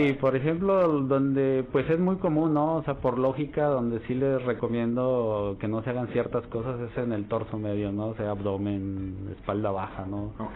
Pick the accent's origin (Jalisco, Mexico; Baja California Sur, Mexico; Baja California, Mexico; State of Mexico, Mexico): Jalisco, Mexico; also born or lived in Mexico City; now in Torreón, Mexico; Soy de Jalisco